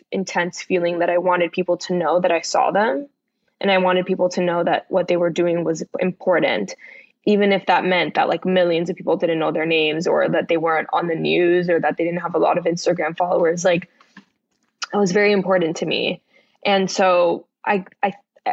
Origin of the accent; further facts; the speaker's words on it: Miami, Florida, United States; moved away; also born or lived in Bronx, New York; I'm from the Bronx, but grew up in Miami